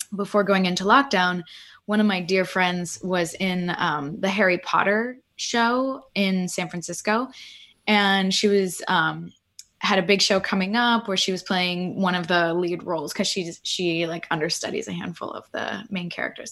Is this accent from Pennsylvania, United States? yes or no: yes; Pittsburgh, Pennsylvania, United States; I grew up in Pittsburgh